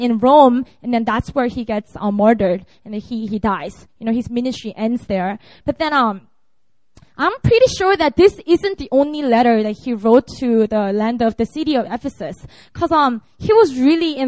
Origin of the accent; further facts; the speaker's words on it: Busan, South Korea; also born or lived in Seoul; Busan is my hometown